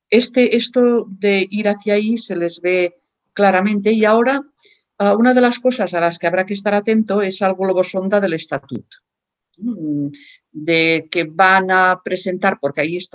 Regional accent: Catalonia, Spain; ya asumiremos como catalanes eh, todas las nuevas competencias que vengan en el estatuto.

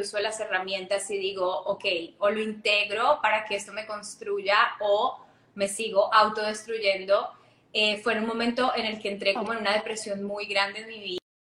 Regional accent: Ibagué, Tolima, Colombia; yo crecí en Colombia, en una ciudad que se llama Ibagué

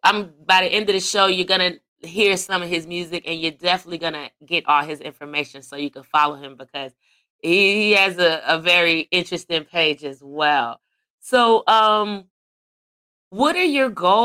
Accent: Chicago, Illinois, United States; now in Atlanta, United States; I grew up in Chicago

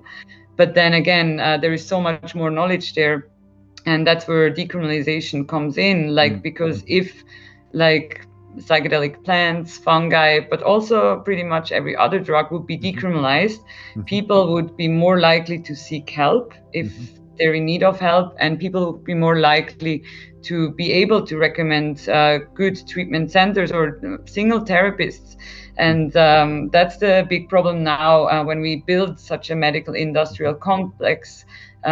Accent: Switzerland; me growing up in Switzerland

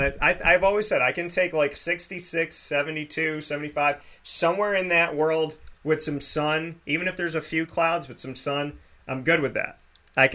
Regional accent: Central New York, United States; I grew up in Central New York.

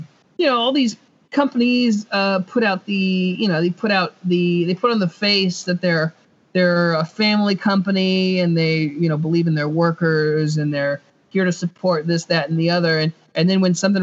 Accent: Indiana, United States; I'm from Indiana

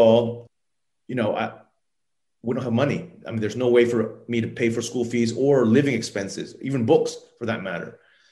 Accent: Thailand; I grew up in Thailand as a child. My mother is Japanese and my father is Thai

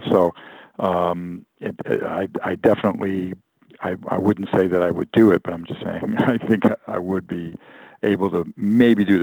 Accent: New York, United States; the West Coast. So, and it's funny how you lose a little bit of that, you know, accent. But I think I'm always a New Yorker at heart.

